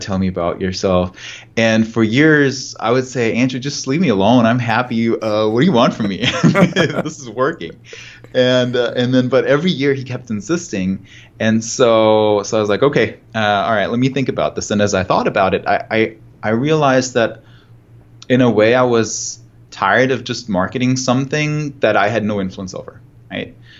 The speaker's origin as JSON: {"language": "English", "country": "Germany", "moved": "yes", "said": "I'm, I'm German, I'm from Germany"}